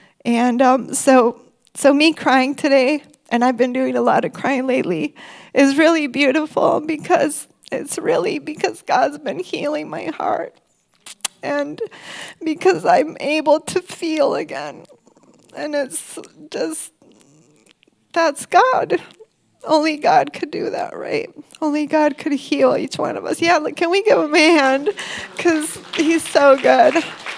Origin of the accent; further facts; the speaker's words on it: Mexico; also born or lived in Michigan, United States; When I was one, we moved from Michigan to Mexico. And I think that was a cultural shock for me.